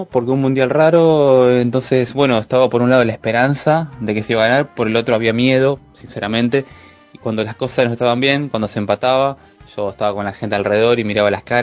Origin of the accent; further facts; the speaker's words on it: Rosario, Santa Fe, Argentina; now in Barcelona, Spain; soy un rosarino viviendo ya hace unas semanas largas en Barcelona, en España